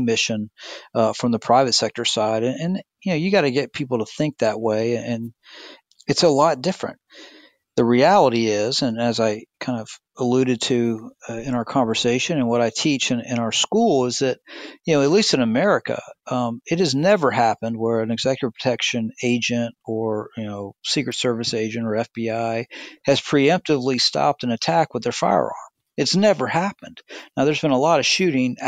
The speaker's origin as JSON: {"language": "English", "region": "the South", "country": "United States", "said": "I'm from the South"}